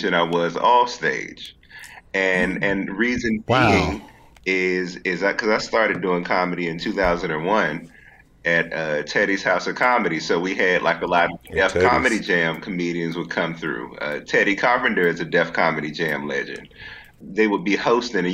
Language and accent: English; Washington, District of Columbia, United States; I'm from D.C.